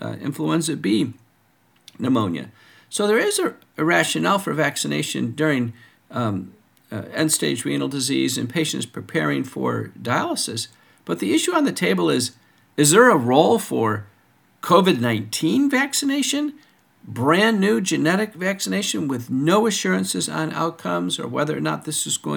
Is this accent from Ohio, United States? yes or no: no; Buffalo, New York, United States; I grew up in Buffalo, New York.